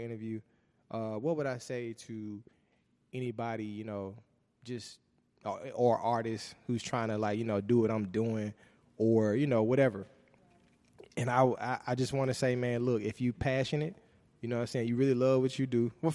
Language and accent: English; Jackson, United States; I'm from North Jackson